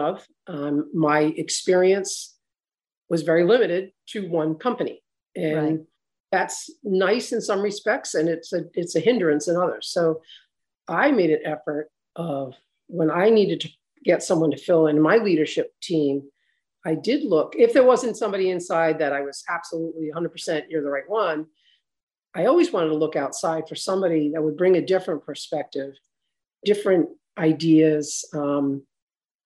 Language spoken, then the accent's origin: English; Newport, Rhode Island, United States; also born or lived in Charleston, South Carolina; we moved here when I was 2. My dad was in the Navy. So I was born in Charleston, South Carolina. Then he was stationed up here in Newport